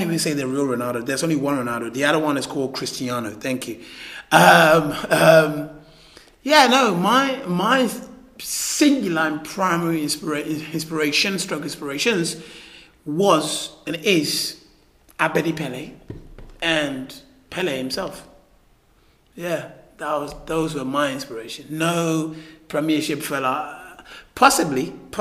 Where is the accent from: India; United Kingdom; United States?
United Kingdom; London; also born or lived in Ghana; I was born in Ghana, although I grew up here, northwest and west London